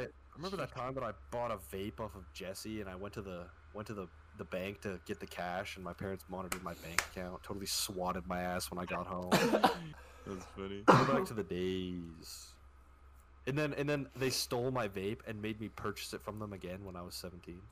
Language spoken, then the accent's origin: English; Canada; I'm from Canada.